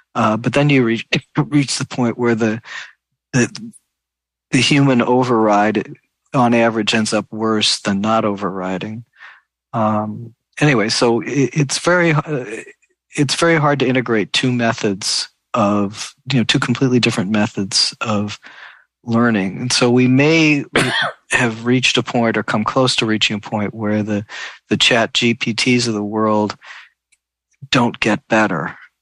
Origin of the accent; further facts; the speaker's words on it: St. Louis, Missouri, United States; I was actually born in St. Louis.